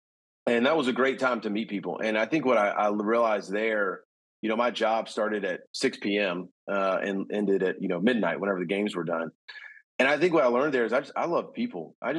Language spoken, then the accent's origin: English; Huntsville, Alabama, United States; born there; also born or lived in East Texas / Houston / South Carolina / College Station; So I was born in Huntsville, Alabama. Then we moved to tiny East Texas. And then we moved to Houston. Then we moved back to East Texas. Then I graduated high school in South Carolina.